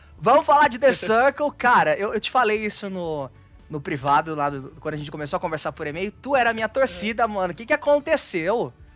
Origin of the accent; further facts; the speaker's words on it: Bauru, São Paulo, Brazil; Bauru, interior de São Paulo, lá daqui umas duas horinhas.